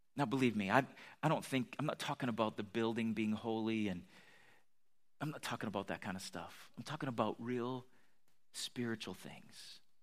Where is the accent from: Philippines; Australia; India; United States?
United States; I'm American